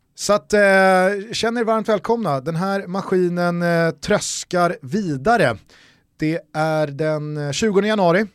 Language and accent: Swedish; Sweden; som svenskar